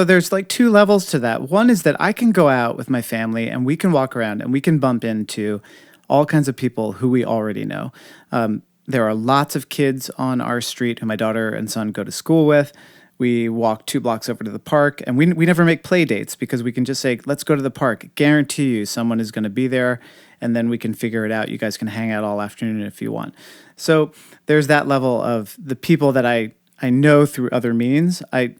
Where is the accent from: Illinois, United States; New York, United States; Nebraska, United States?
New York, United States; New York City; I mean, I sometimes say that as a New Yorker, I see more people before 9 a.m. than most people see all week.